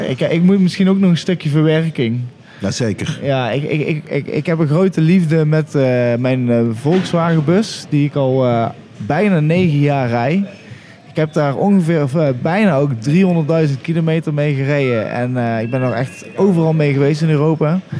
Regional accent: Utrecht, Netherlands; Ja, ik kom uit Utrecht.

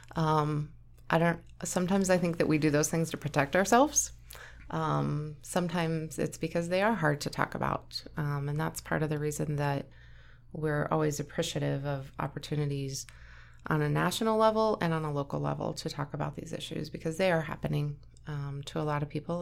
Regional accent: Onaga, Kansas, United States; moved away as an adult; now in Kearney, United States; I grew up in Onega. It's a really, really small town, like eight hundred people population.

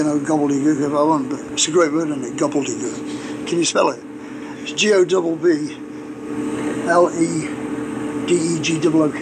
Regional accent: England, United Kingdom

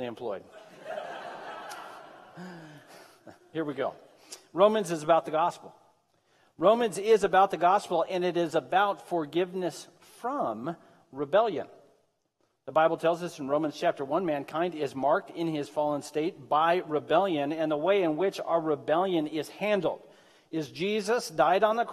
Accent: Medford, Oregon, United States; I was born and raised in Southern Oregon. I don't know if you know that or not. I grew up in Medford

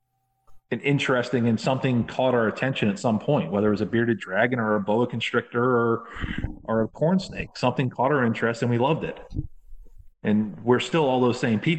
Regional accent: Florida, United States; moved away; also born or lived in New England / Chicago; I grew up down here in Florida

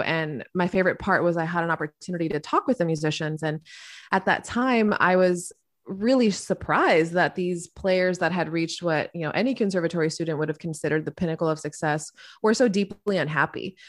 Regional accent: Miami, Florida, United States; I grew up in Miami, Florida

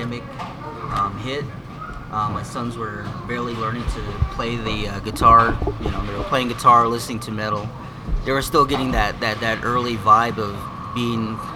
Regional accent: Fort Wingate, New Mexico, United States; now in Nahodishgish, United States; we grew up in Fort Wingate, Gallup.

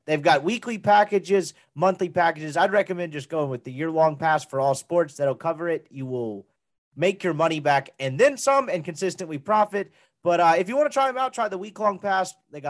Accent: Mississippi, United States; now in Dallas, United States; I'm from Mississippi kid.

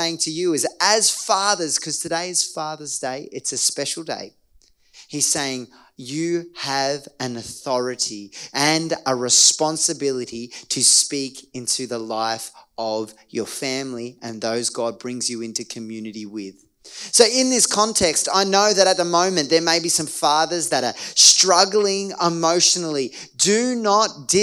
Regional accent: Australia; as an Australian

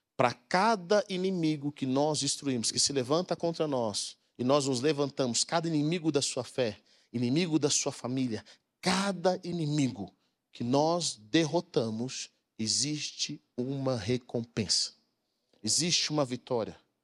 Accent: Brazil; Nós aqui no Brasil

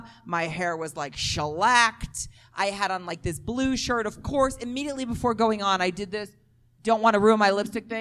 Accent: New York City, New York, United States; I'm from Brooklyn, though. We don't say y'all. We say use guys

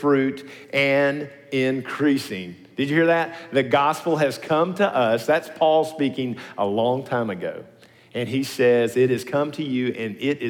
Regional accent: Nashville, Tennessee, United States; also born or lived in Smyrna, Tennessee; I'm an old Nashvilleian

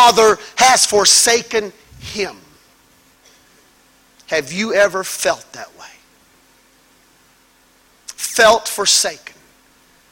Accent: Mississippi, United States; I was raised in Mississippi, in the woods, where it's dark

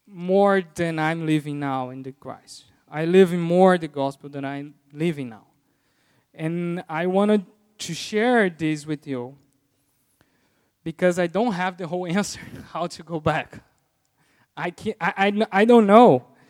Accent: Brazil; first language Portuguese; English is a second language; moved away as an adult; now in United States; I learned English in Brazil

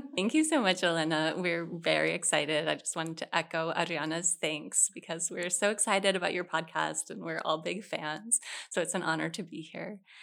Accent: Vermont, United States; now in San Antonio, United States; I grew up in Vermont

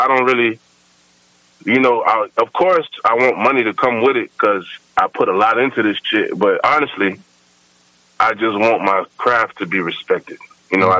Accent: Fort Myers, Florida, United States; I'm from Florida, Fort Myers

